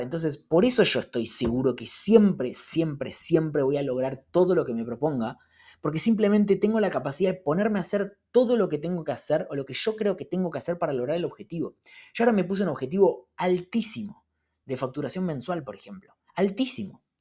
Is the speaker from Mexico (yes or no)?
no; Argentina; los argentinos vivimos eh, todo el tiempo corriendo atrás de la plata